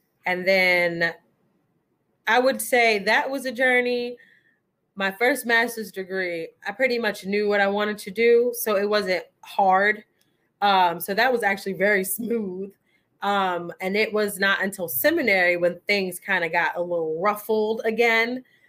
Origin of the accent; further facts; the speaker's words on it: Queens, New York, United States; Okay, so for the purposes of this particular episode, I am from Queens, New York, and how I got here is school. Well, to the DMV area, because I really don't know where we are.